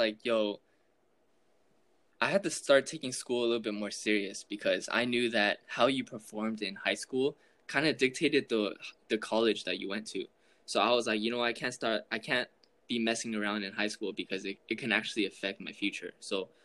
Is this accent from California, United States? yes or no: yes; Southern California, United States; I grew up in Southern California